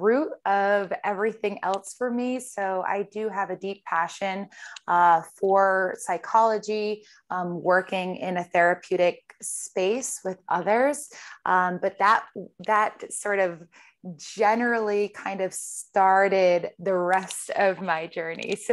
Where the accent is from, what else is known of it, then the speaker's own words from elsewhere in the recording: Rhode Island, United States; moved away as an adult; also born or lived in Boston; now in New York City, United States; I was born and raised in Rhode Island